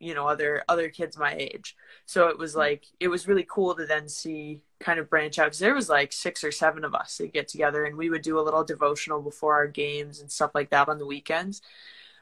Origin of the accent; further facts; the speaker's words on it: Lakewood, Colorado, United States; moved away as an adult; also born or lived in St. Charles, Missouri; I'm from Lakewood, Colorado